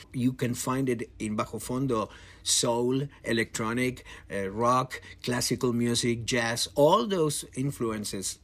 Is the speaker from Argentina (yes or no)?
yes; Argentina; I'm from Argentina